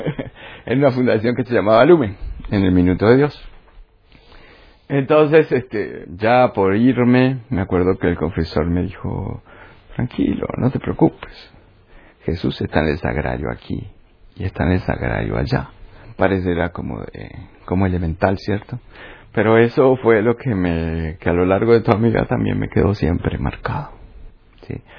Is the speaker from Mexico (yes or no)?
no; Uruguay; moved away as an adult; also born or lived in Colombia; Nací en Uruguay. Vale. De familia italiana. Y bueno, he vivido la mitad de mi vida en Uruguay y la otra mitad en Colombia